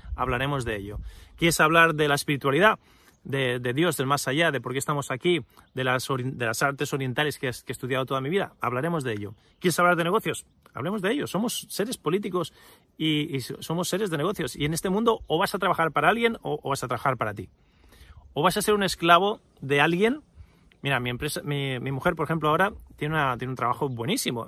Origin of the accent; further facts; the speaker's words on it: Spain; nacido y crecido en España